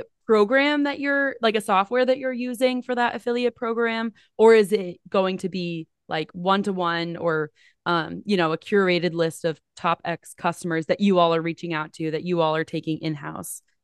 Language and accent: English; New Jersey, United States; I grew up in New Jersey, very close to the beach.